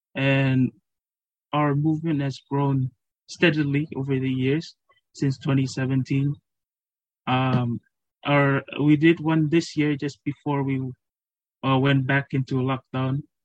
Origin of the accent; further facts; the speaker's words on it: Marshall Islands; moved away as an adult; now in Fiji; I'm from the Marshall Islands